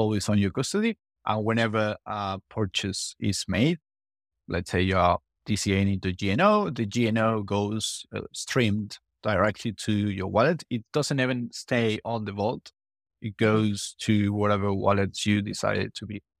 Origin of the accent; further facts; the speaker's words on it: Argentina; I'm from Argentina. I come from, from South America.